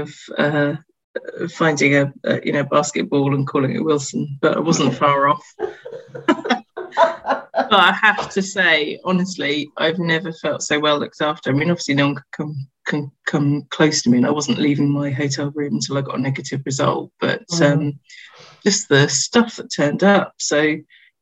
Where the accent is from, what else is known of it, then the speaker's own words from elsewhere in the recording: United Kingdom; I'm British.